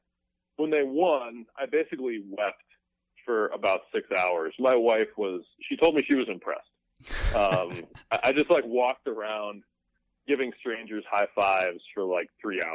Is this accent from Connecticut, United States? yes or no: no; Chicago, Illinois, United States; also born or lived in Evanston, Illinois; I grew up in Wrigleyville